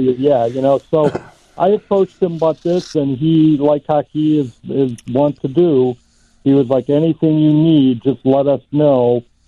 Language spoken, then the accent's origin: English; Chicago, Illinois, United States; you and I are both you know born and raised in Chicago